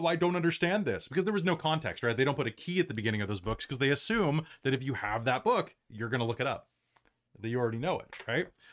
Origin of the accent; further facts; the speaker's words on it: United States; moved away as an adult; now in Canada; I'm an American who has escaped to Canada and has been living here for the past, years